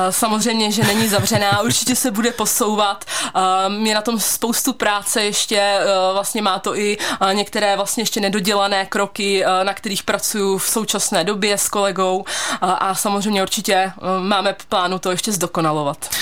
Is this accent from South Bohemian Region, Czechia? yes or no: no; Pardubice, Pardubice Region, Czechia; Maminka mě právě doporučila fakultu chemicko-technologickou tady u nás v Pardubicích